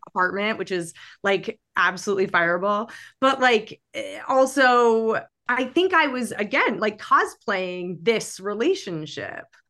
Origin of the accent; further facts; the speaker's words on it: New York City, New York, United States; I grew up in New York City